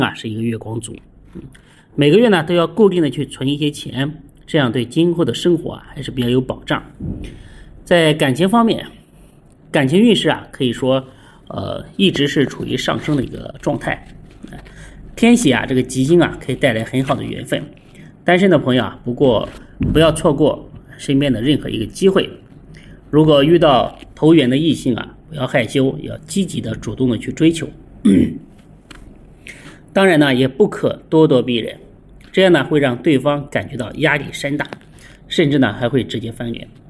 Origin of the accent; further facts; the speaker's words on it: China; 我们中国人